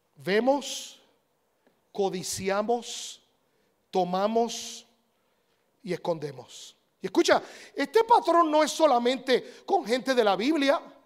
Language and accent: Spanish; Puerto Rico; Yo cuando era niño, yo nací en Puerto Rico